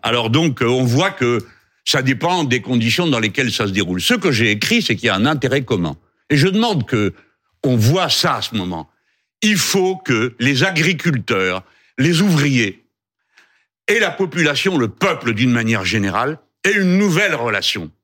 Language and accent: French; France; nous sommes français